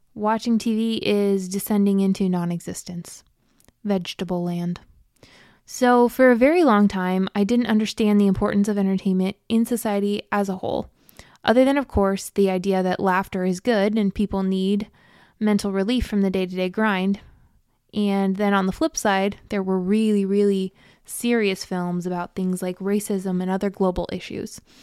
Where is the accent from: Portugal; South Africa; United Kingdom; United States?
United States; Midwest; I grew up in Farmtown, USA, in the Midwest, in a conservative Christian family